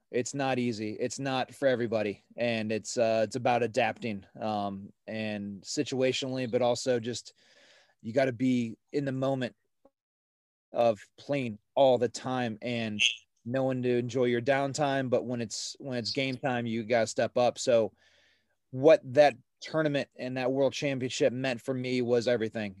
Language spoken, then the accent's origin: English; Ohio, United States; growing up in Ohio, we, uh, we started playing at a, at a smaller course just south of Cleveland, um, in Medina, Ohio